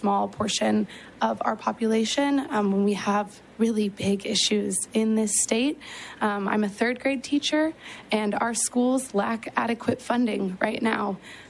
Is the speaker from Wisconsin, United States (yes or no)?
no; Texas, United States; As a Texan